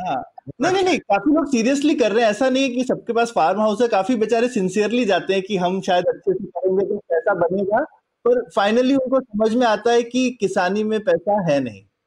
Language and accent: Hindi; Uttar Pradesh, India; moved away; also born or lived in Karnataka; मैं यूपी में यूपी से हूँ यूपी में बड़ा हुआ